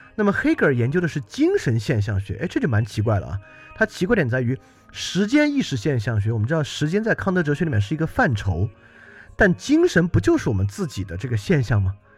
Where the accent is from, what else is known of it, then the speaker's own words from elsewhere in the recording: China; 而这个对我们中国人其实一点也不陌生。